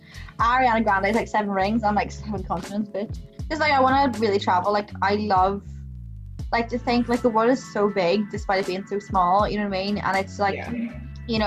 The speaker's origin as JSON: {"language": "English", "country": "Ireland", "said": "That might be because obviously I'm Irish"}